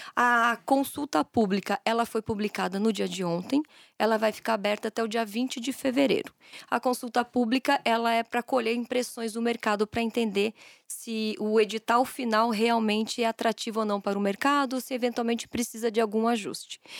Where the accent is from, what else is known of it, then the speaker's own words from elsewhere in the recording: Santa Catarina, Brazil; moved away as an adult; now in São Paulo, Brazil; eu sou catarinense, eu estou aqui em São Paulo faz quase sete anos